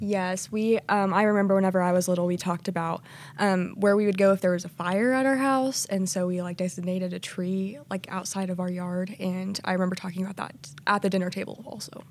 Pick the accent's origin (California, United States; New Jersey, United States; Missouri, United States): Missouri, United States; Joplin; I'm from Joplin, Missouri, so we have tornadoes